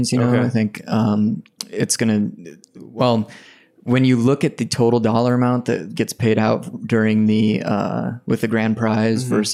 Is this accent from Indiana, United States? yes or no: yes; Indiana, United States; Because I grew up mostly in Indiana.